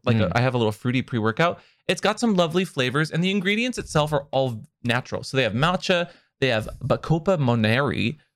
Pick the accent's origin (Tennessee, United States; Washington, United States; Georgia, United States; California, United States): Washington, United States; Seattle; I grew up in Seattle, and Tacoma's kind of always like a little far out there.